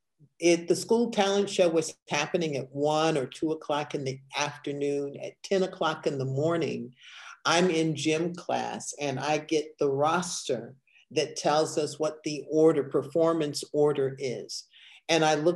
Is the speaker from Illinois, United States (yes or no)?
yes; Evanston, Illinois, United States; I grew up in Evanston, Illinois, where drama was a part of the curriculum